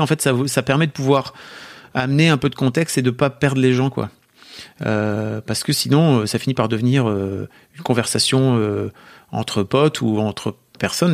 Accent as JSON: {"language": "French", "country": "France", "accent": "French", "said": "mon accent français"}